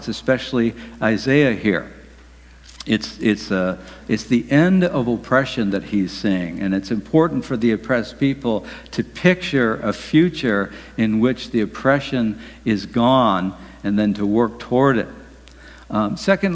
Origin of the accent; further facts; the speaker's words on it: Detroit, Michigan, United States; Detroit, my hometown